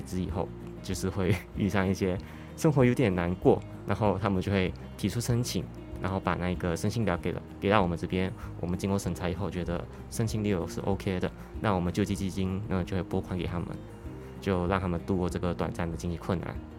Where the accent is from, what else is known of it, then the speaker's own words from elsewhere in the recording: Malaysia; moved away as an adult; now in Taiwan; 我是来自马来西亚